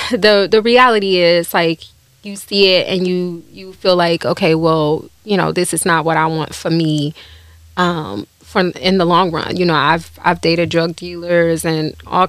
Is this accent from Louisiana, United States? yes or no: no; Cleveland, Ohio, United States; Well, honestly, I grew up in the hood.